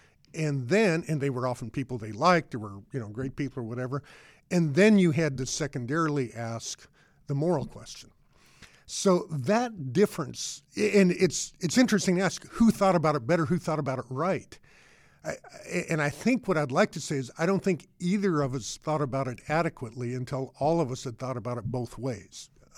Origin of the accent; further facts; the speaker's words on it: Boulder, Colorado, United States; You know, mine, I grew up in Boulder, Colorado, but attended to a big public high school.